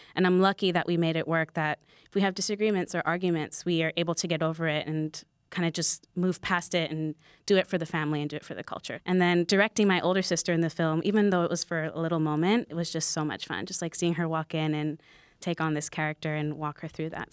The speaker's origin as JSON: {"language": "English", "region": "New York", "country": "United States", "tie": "born or raised there", "said": "a lot of people that I grew up with in New York"}